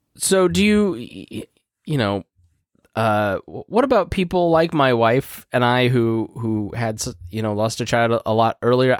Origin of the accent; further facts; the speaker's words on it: Indiana, United States; I'm from Indiana